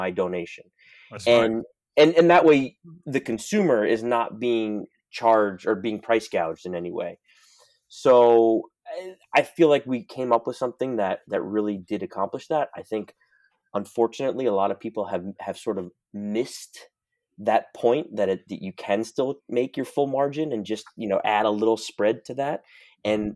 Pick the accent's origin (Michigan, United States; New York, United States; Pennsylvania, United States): New York, United States; New York City; I'm born and raised in New York City